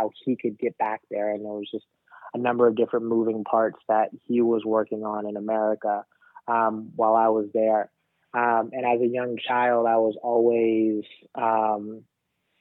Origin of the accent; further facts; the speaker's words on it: New Orleans, Louisiana, United States; also born or lived in Rwanda; So I grew up in New Orleans. But I'm not from New Orleans. I actually am from Rwanda.